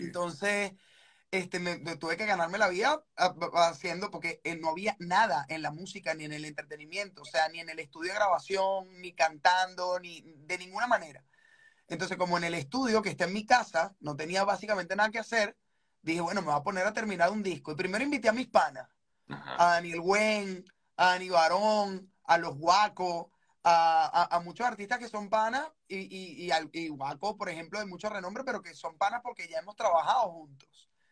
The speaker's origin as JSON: {"language": "Spanish", "country": "Venezuela", "said": "yo soy venezolano"}